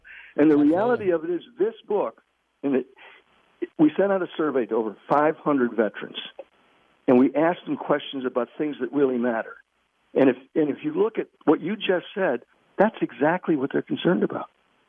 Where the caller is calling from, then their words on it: Virginia, United States; I'm calling you from Virginia.